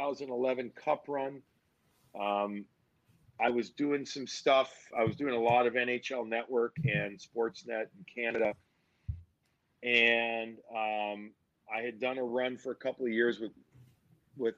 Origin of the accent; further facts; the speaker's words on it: Chicago, Illinois, United States; moved away as an adult; also born or lived in New York; now in Boston, United States; I grew up in Chicago, I had family from Boston